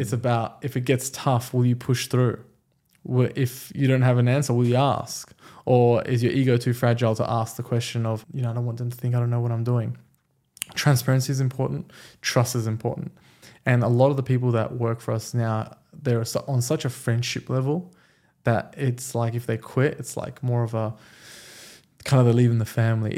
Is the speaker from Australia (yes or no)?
yes; Australia; English is a second language; also born or lived in Iran; my parents moved to Australia when I was five